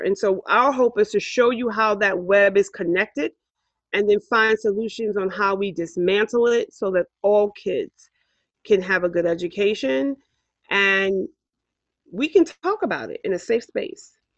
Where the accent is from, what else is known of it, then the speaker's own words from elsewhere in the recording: New York City, New York, United States; I grew up here in Harlem.